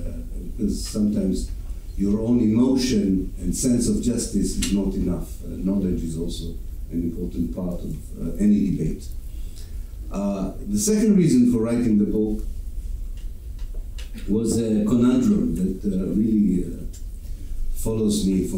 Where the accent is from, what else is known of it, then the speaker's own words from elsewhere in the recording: Israel; Because I was educated in Israel, because I was born in Israel and I went through the Israeli educational system